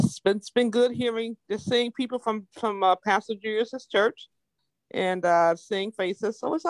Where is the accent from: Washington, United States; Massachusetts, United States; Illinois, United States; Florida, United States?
Massachusetts, United States; I'm from Massachusetts.